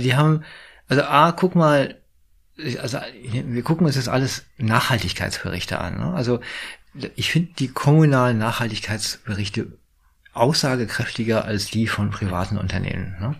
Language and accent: German; Berlin, Germany; jetzt komme ich aus Berlin.